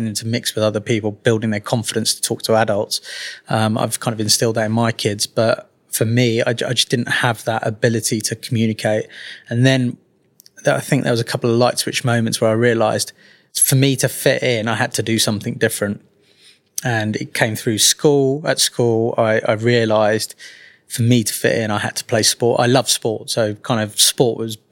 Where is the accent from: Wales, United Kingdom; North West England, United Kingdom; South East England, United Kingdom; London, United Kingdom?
London, United Kingdom; Twickenham; accent: Mockney; also born or lived in Walsall; I was born in Walsall, which a lot of people don't know from this Mockney accent I now carry. I was very lucky that mum and dad moved to London when I was very young. They ended up in Twickenham